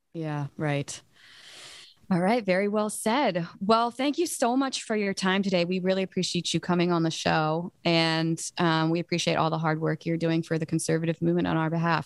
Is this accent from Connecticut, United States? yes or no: no; Virginia, United States; I live in Virginia, I'm from Virginia